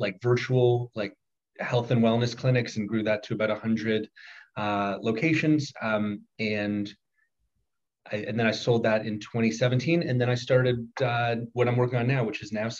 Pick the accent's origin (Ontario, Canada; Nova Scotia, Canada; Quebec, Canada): Ontario, Canada; Toronto; moved away as an adult; also born or lived in Harvard / Oxford; I am born and raised in Toronto